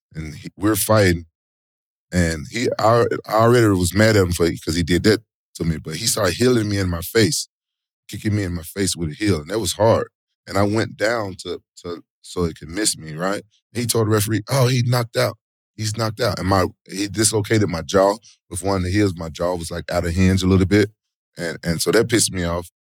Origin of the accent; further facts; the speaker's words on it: Memphis, Tennessee, United States; moved away as an adult; also born or lived in Japan; I'm from Memphis, and my oldest brother was a big pro wrestling fan. So, it was like I, I grew up watching them